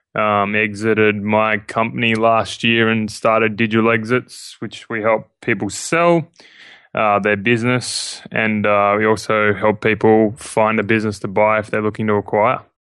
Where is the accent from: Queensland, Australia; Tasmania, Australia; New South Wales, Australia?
New South Wales, Australia; Sydney; I'm Australian. Uh, I'm born, uh, born and raised in Sydney, Australia.